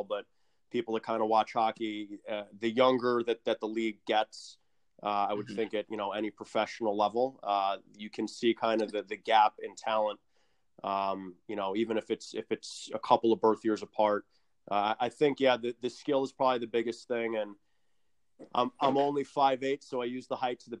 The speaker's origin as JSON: {"language": "English", "region": "New York", "country": "United States", "said": "being a New Yorker"}